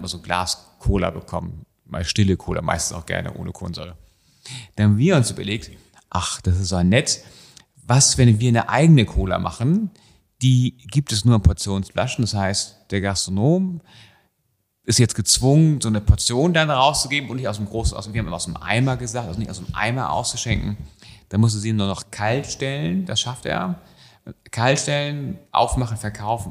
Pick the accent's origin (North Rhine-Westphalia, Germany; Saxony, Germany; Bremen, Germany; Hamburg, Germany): Hamburg, Germany; wir sind in Hamburg aufgewachsen